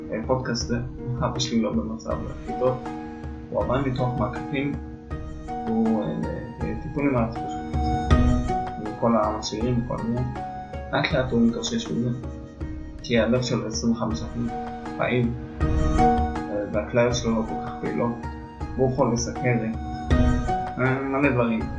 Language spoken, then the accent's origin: Hebrew; Jerusalem, Jerusalem District, Israel; אה, ואני ירושלמי, בן 29